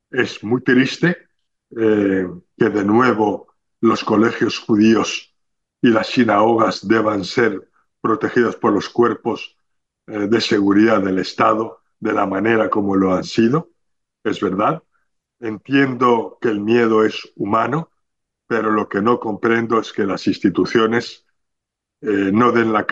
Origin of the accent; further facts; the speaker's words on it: Spain; para transmitir como ciudadanos españoles que somos lo que teníamos que haber dicho